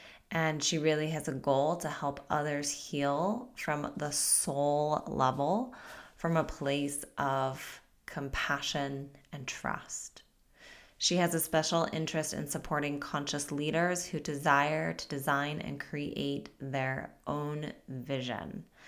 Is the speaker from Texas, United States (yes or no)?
no; Utah, United States; And you were from Utah and I was from Utah.